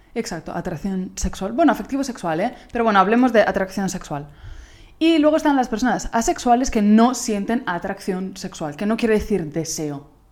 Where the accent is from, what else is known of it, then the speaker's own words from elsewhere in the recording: Italy; Spanish is a second language; moved away; soy italiana